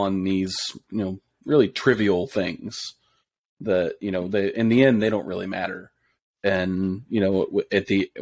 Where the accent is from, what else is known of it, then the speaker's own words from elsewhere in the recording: Texas, United States; the church I grew up in Texas